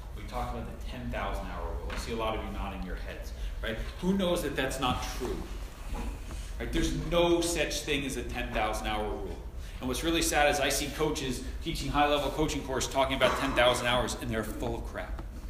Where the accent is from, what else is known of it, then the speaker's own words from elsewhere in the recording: Long Island, New York, United States; I grew up on Long Island.